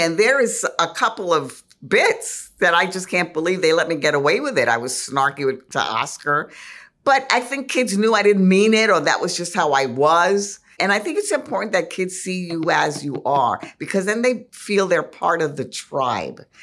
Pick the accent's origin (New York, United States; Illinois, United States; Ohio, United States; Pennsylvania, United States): New York, United States; New York City; Though I'm a New Yorker, I was really a small town kid, the town being El Bronx